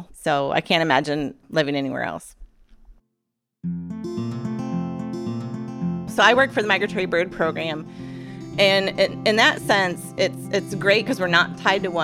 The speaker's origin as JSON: {"language": "English", "town": "Grand Rapids", "region": "Michigan", "country": "United States", "tie": "born or raised there", "moved": "as an adult", "lives_now": "Alaska, United States", "said": "I grew up in Grand Rapids, Michigan"}